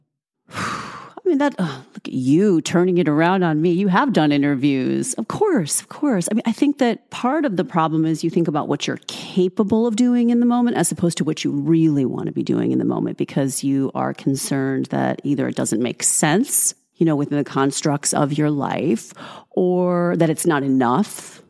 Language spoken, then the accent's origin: English; New York, United States; I am a New Yorker